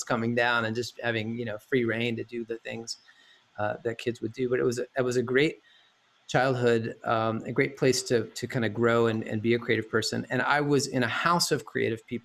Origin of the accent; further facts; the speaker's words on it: Chattanooga, Tennessee, United States; also born or lived in Lookout Mountain; now in Los Angeles, United States; I am originally from Chattanooga, Tennessee